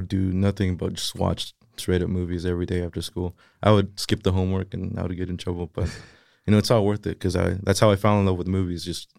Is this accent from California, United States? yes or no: yes; Salinas, California, United States; born or raised there; first language Spanish; English is a second language